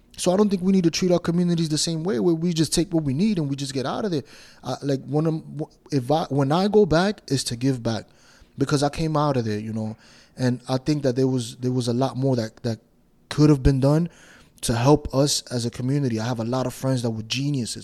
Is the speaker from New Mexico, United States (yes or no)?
no; New York City, New York, United States; I grew up in Washington Heights, New York